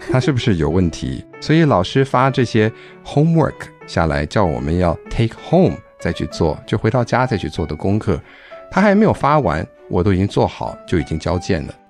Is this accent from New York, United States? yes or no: yes; New York suburbs, United States; accent: American-sounding (people think he is ABC); first language Chinese; also born or lived in Taiwan; 我们当初搬去纽约的那一个郊区，它算是纽约市区，但比较远一点点哦